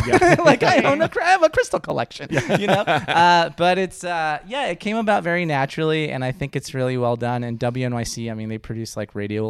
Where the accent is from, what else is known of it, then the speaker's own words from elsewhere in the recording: East Coast, United States; Unfortunately, I'm from the East Coast, and that's like, oh, you guys have accents too.